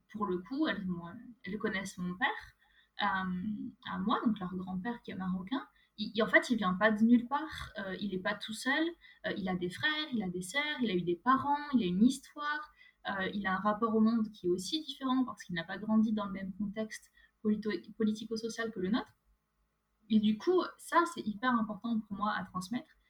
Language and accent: French; France; En France.